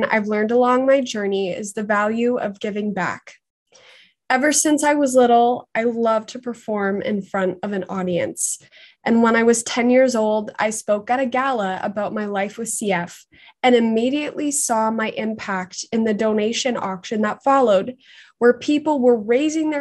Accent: Markham, Ontario, Canada; I'm from Markham

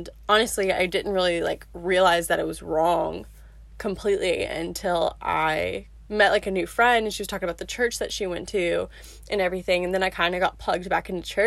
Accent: Memphis, Tennessee, United States; moved away as an adult; now in Birmingham, United States; I'm from Memphis

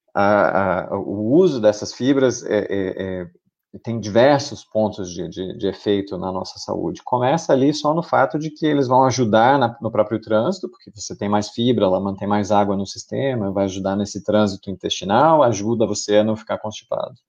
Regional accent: Brazil; como brasileiro aqui no, no, no Brasil

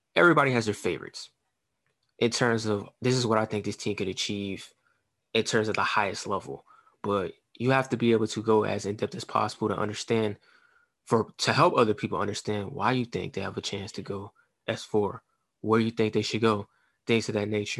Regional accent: New Orleans, Louisiana, United States; also born or lived in Shreveport, Louisiana; I was born and raised in New Orleans before we moved to Shreveport, Louisiana.

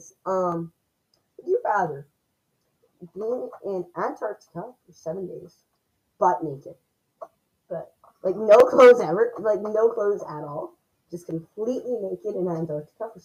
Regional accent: Canada; we're Canadian

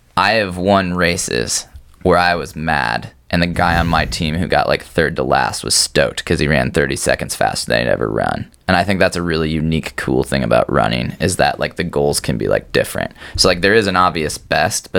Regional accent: Davenport, Iowa, United States; I grew up in Davenport

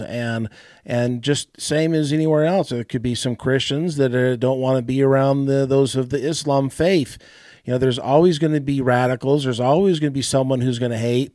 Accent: United States; I'm, I'm an American

